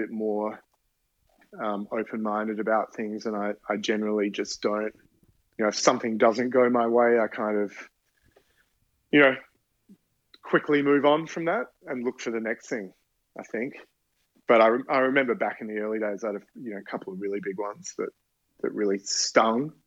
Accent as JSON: {"language": "English", "country": "Australia", "moved": "yes", "lives_now": "New York, United States", "said": "being Australian"}